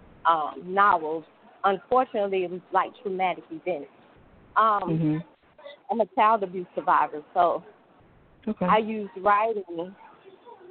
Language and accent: English; Chicago, Illinois, United States; I'm from Chicago